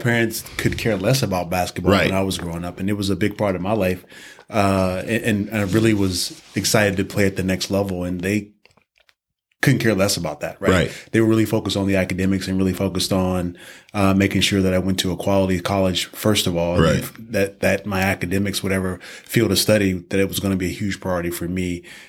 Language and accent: English; North Carolina, United States; Well, my hometown, NC State, Wolfpack actually did win the 1983 NCAA championship in Albuquerque at the Pit.